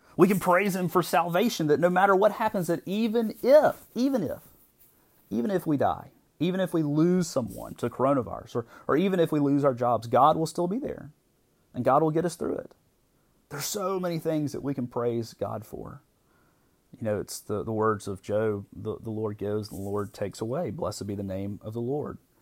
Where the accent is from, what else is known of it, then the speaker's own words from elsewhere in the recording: United States; as American Christians